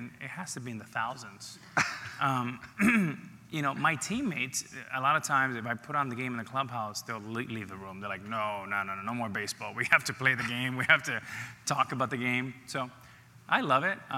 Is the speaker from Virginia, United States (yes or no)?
no; Miami, Florida, United States; also born or lived in New York City, United States / Dominican Republic; I arrived in Miami at the Boys and Girls Club at 9, and I've been in Miami ever since